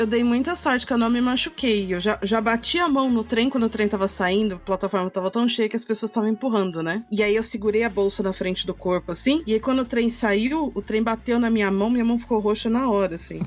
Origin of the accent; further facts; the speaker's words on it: Mogi, Suzano, near São Paulo, Brazil; now in São Paulo, Brazil; de Mogi, de Suzano, que são perto de São Paulo, que é de onde, onde eu cresci